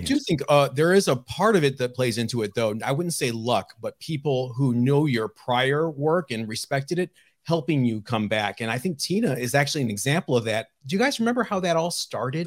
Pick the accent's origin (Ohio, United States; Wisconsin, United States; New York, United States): Ohio, United States; I grew up in Ohio